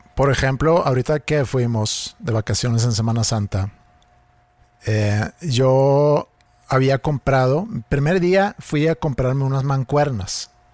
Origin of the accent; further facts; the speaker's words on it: Sweden; siendo sueco